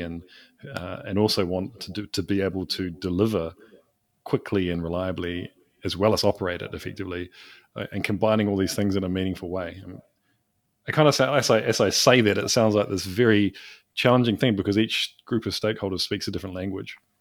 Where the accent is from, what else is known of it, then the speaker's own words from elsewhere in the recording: New Zealand; I'm from New Zealand, small country.